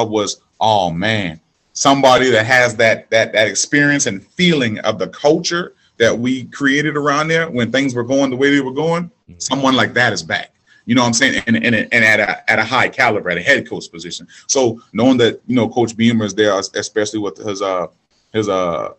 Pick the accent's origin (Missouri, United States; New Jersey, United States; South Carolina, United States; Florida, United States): South Carolina, United States; Charleston; I'm from the Macon down here in Charleston, South Carolina. I'm from the hood